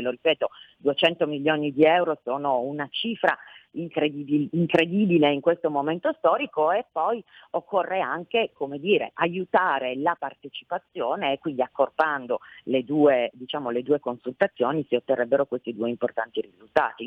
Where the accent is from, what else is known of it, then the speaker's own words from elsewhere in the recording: Piedmont, Italy; da piemontese